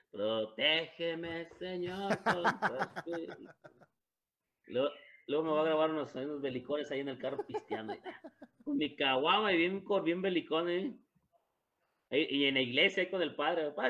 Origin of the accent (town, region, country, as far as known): Durango, Mexico; born there